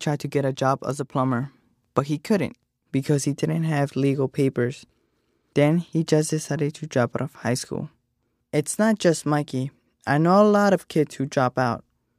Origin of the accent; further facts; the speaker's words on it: Staten Island, New York, United States; also born or lived in Mexico; as you already know, and I'm from Staten Island, New York, and my story is about and my legal status in this country, and me coming from Mexico, where my family is from.